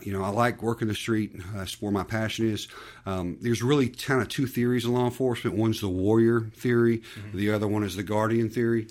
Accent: Conyers, Georgia, United States; also born or lived in Decatur, Georgia; I was born in Decatur

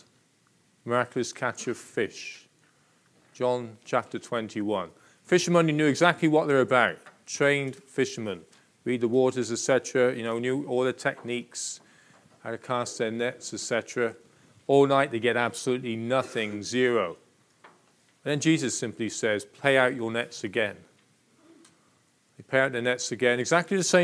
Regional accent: Plymouth, South West England, United Kingdom; I was born and bred in Plymouth

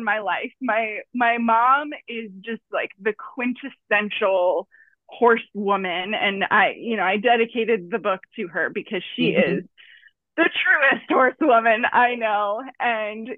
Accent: Fort Lauderdale, Florida, United States; I grew up in South Florida in Broward County, Fort Lauderdale area

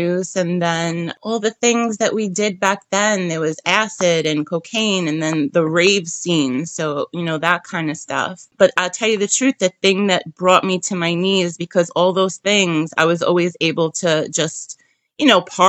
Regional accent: New York City, New York, United States; I'm from Brooklyn.

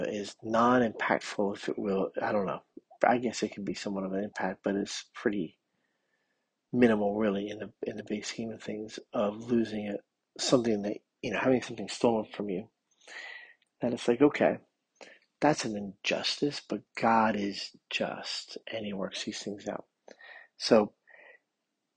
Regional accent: United States; I'm living here in America as an American

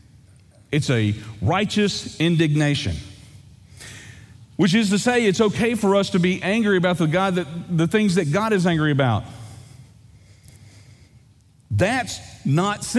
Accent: East Texas, United States; I grew up in East Texas. Lake Fork

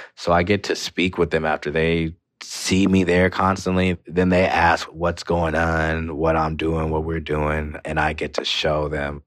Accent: Moreno Valley, California, United States; where I grew up in Moreno Valley

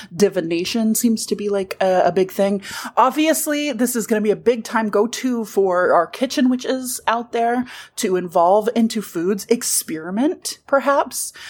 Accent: the South, United States; We're from the South

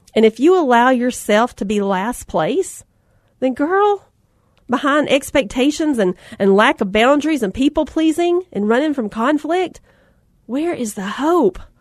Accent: Alabama, United States; I grew up in Alabama on the lake, fishing on the banks of the Coosa River

